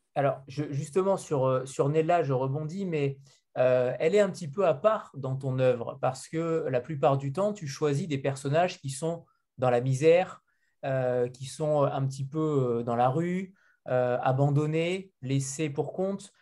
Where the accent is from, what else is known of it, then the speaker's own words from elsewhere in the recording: France; en tant que Français